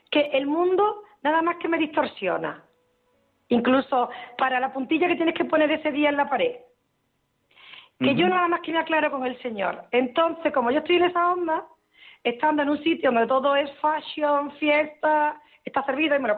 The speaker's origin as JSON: {"language": "Spanish", "town": "Seville", "region": "Andalusia", "country": "Spain", "tie": "born or raised there", "said": "yo nací en Sevilla pero ahora mismo puntualmente estoy en Marbella"}